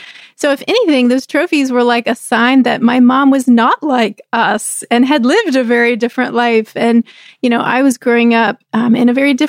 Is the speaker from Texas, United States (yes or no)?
yes; Texas, United States; we were growing up in Texas.